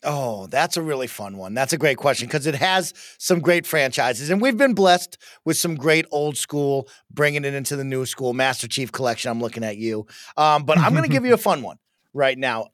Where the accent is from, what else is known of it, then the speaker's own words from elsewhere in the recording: Denver, Colorado, United States; We are from Denver, Colorado, so we're also Broncos fans, but Dad is from Buffalo